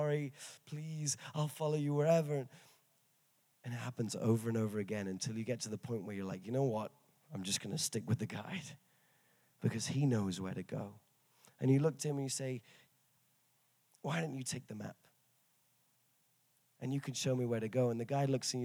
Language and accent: English; England, United Kingdom; I'm from England